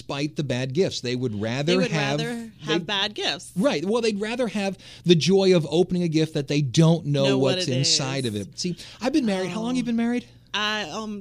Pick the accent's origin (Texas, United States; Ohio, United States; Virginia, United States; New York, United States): Ohio, United States; Cleveland; moved away; I'm from Cleveland.